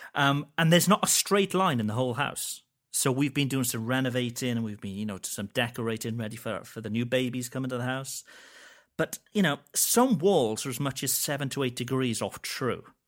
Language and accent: English; Wales, United Kingdom; I'm Welsh and we get a lot of sheep jokes in Wales